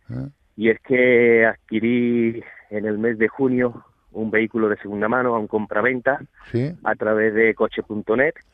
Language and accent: Spanish; Ronda, Andalusia, Spain; De Ronda. Yo soy de Ronda